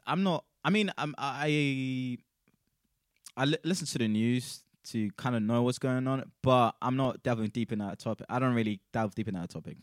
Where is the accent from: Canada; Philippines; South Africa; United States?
South Africa; now in United Kingdom; I'm South African as well